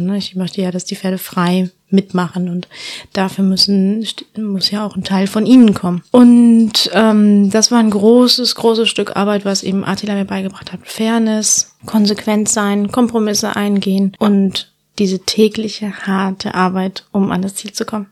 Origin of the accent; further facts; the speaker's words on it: Andalusia, Spain; moved away as an adult; now in Germany; Ja, also ich bin in Andalusien aufgewachsen, auf einer wunderschönen Hacienda.